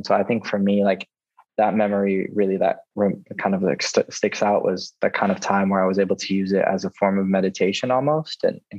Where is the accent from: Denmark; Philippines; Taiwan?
Philippines; born there; And so I was born in the Philippines and we have like a bunch of different beaches.